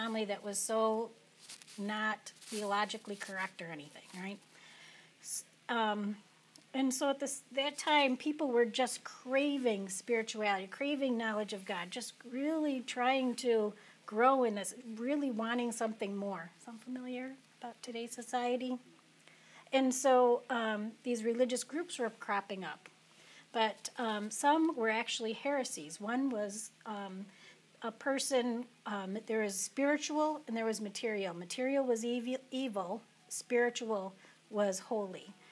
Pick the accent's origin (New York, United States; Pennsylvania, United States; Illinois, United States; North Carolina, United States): New York, United States; Fulton; also born or lived in Cortland / Central African Republic; I grew up in Fulton.